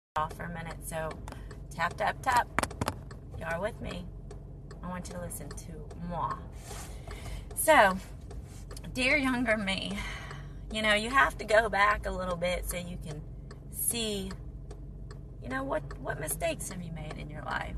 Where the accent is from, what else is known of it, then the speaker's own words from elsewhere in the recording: United States; moved away as an adult; also born or lived in Saudi Arabia; I'm American